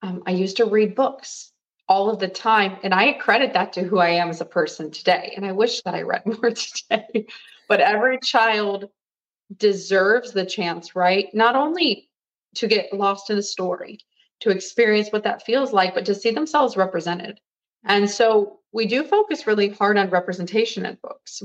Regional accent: an hour south of Cleveland, Ohio, United States; I'm from Ohio. I'm from an hour south of Cleveland

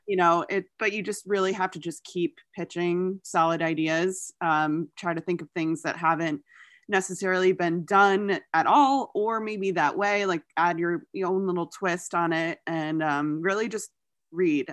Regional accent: New York, United States; my home state of New York

